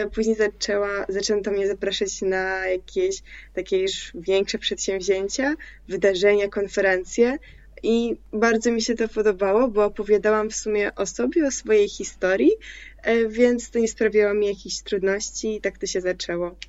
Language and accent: Polish; Poland; Polish is a second language; also born or lived in Crimea; jak się przeprowadziłam do Polski z Krymu, miałam, miałam wtedy 8 lat, to też pomimo tego, że nie znałam tego języka